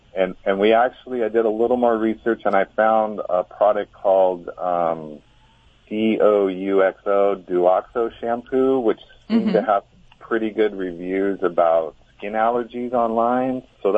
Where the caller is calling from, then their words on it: California, United States; Rio Grande, California.